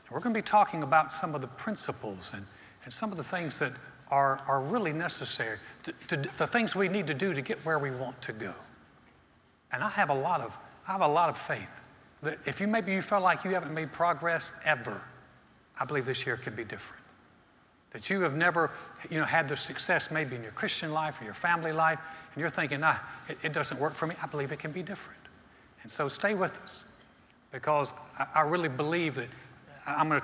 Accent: North Carolina, United States; I grew up in North Carolina, North Carolina is a basketball state.

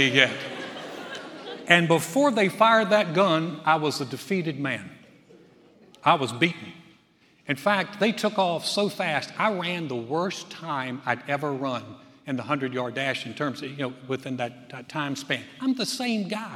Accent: North Carolina, United States; now in Texas, United States; I grew up in North Carolina.

